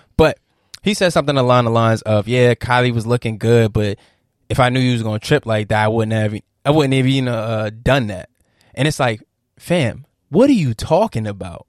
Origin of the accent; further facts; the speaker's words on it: Virginia, United States; I'm from Virginia.